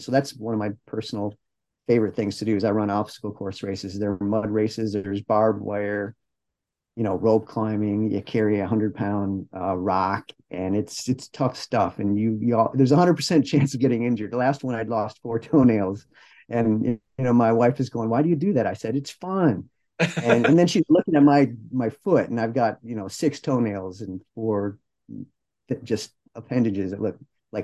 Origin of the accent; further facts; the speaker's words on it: Detroit, Michigan, United States; I'm from Detroit. I'm not from California, but growing up in the 70s